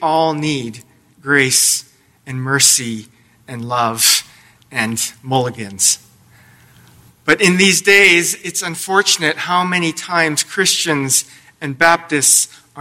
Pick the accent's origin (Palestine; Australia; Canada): Canada; Lethbridge, Alberta; I grew up in Lethbridge, Alberta